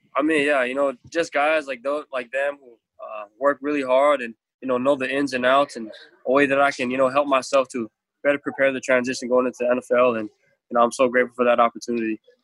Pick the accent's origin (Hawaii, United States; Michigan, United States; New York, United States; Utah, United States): Hawaii, United States; I'm Polynesian culture, I'm Hawaiian, so respect and love is a big thing for me and my family. Um, that's how I was raised